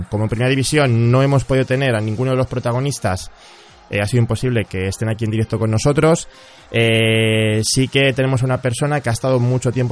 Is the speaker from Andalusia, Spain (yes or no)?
yes; Huelva, Andalusia, Spain; …, tú eres de Huelva, ¿verdad? Sí, soy de Huelva.